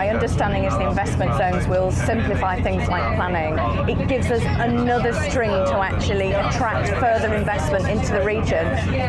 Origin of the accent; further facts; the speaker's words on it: Norfolk, East of England, United Kingdom; And obviously I'm from Norfolk